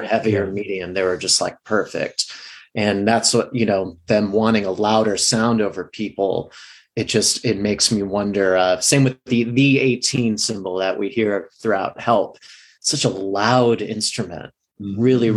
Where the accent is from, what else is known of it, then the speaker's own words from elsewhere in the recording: Midwest, United States; now in Los Angeles, United States; I'm from the Midwest in LA now.